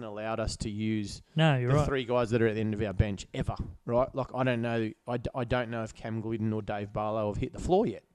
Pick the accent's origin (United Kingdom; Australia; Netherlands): Australia; I'm an Australian basketball fan